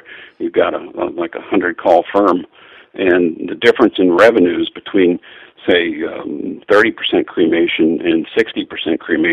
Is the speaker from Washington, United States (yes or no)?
no; Pittsburgh, Pennsylvania, United States; I grew up in Pittsburgh, Pennsylvania